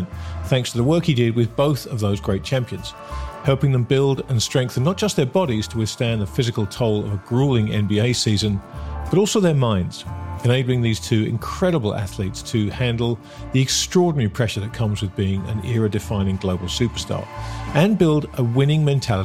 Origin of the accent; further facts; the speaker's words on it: England, United Kingdom; I'm an Englishman with the stiff upper lip problem